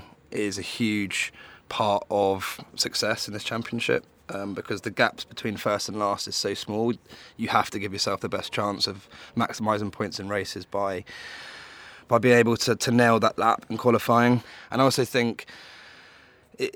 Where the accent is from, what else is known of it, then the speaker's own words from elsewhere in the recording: London, United Kingdom; I'm from London